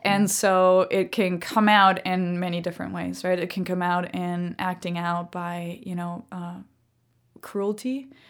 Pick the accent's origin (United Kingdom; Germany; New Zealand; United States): Germany; also born or lived in Nicaragua / Costa Rica; I grew up in Germany. And so, um, you know, the Second World War was basically a theme throughout, um, every history lesson ever taught in my school